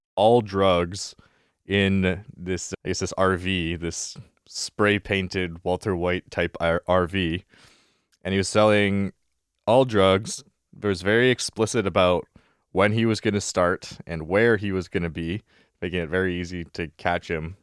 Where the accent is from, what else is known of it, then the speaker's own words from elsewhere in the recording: Vancouver, British Columbia, Canada; I grew up in the West Side, so I grew up in Kits.